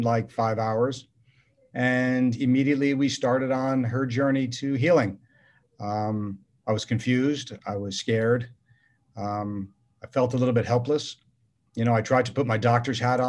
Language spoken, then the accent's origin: English; New York City, New York, United States; now in Orange County, United States; I'm from New York City